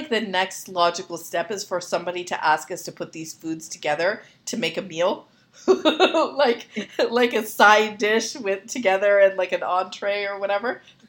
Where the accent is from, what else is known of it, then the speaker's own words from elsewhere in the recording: Canada; I'm Canadian